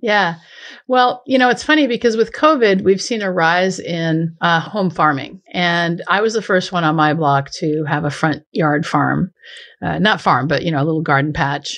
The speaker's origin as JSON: {"language": "English", "region": "southeastern Washington State", "country": "United States", "tie": "born or raised there", "moved": "yes", "said": "I grew up in southeastern Washington State"}